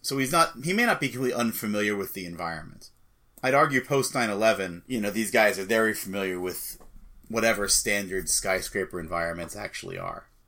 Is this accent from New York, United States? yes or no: yes; Massapequa, New York, United States; my hometown, Massapequa